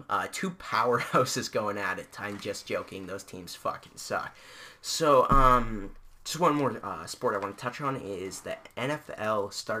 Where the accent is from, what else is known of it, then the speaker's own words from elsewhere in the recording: Canada; we're from Canada, up in our homeland.